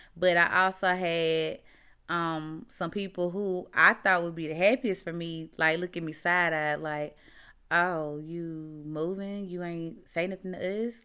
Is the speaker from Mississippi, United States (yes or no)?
yes; Mississippi, United States; moved away as an adult; now in Texas, United States; So, y'all know I'm from Mississippi, right?